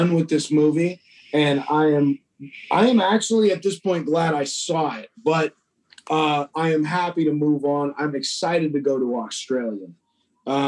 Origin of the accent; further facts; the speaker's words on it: United States; as an American